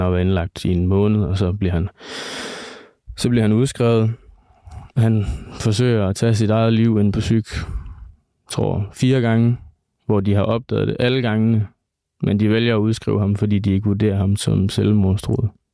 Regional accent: Vestbjerg, North Denmark Region, Denmark; moved away as an adult; now in Aalborg, Denmark; Jeg kommer fra Vestbjerg. Det er også der, hvor jeg kender Jonas fra

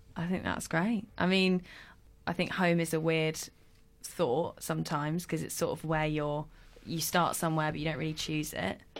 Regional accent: London, United Kingdom; I was born in London

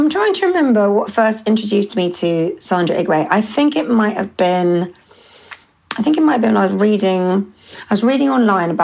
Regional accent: London, United Kingdom; they're my hometown

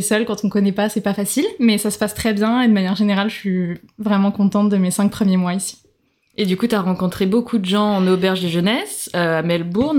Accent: Nantes, Pays de la Loire, France; moved away as an adult; also born or lived in Marseille; now in Australia; je viens donc de France, je suis née à Nantes, je travaillais, je suis dans le tourisme, je travaillais à Marseille avant de partir

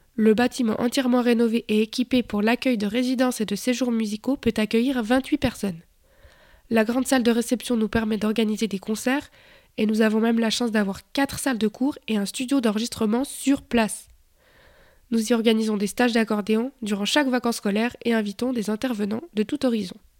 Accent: Bulle, Fribourg, Switzerland; Je suis né en Suisse en 1991, 91 pour les Français, dans la jolie ville de Bulle.

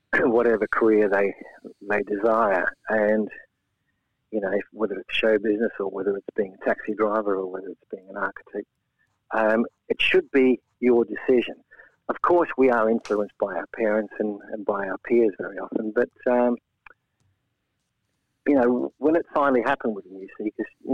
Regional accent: Australia; moved away as an adult; also born or lived in Latvia; now in England; Yeah, I was brought up in Australia. In fact, we immigrated there as refugees.

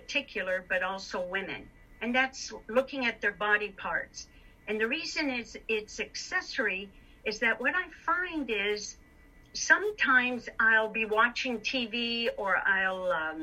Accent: Detroit, Michigan, United States; now in Canada; I'm from Detroit, Michigan

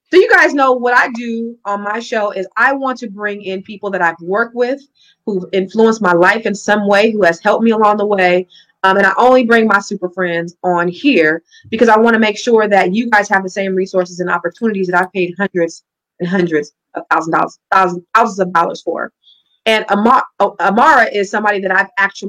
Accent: California, United States; the way we say it in Cali

